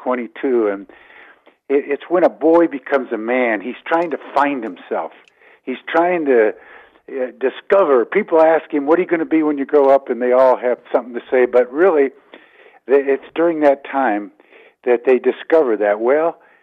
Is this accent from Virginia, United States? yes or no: no; Detroit, Michigan, United States; moved away; also born or lived in Columbia, Missouri / Ann Arbor, Michigan / Colorado; I grew up in the Detroit area